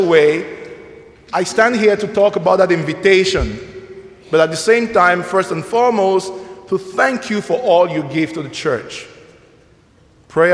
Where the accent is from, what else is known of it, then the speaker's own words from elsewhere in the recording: Nigeria; now in Mundelein, United States; I'm originally from Nigeria